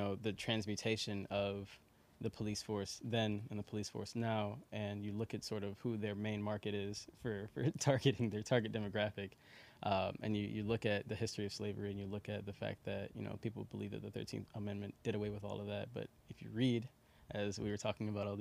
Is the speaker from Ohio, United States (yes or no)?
no; Chicago, Illinois, United States; I'm from Marquette Park, so okay. Southwest Side